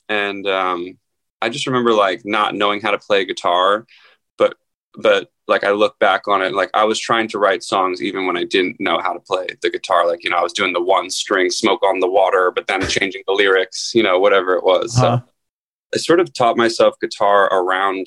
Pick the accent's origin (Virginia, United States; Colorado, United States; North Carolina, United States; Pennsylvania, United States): Pennsylvania, United States; Philadelphia; moved away as an adult; also born or lived in Los Angeles; I grew up outside Philadelphia.